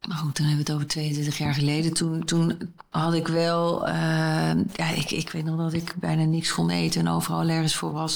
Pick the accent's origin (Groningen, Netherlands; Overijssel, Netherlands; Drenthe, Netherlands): Groningen, Netherlands; waar ik vandaan kom uit een familie in Groningen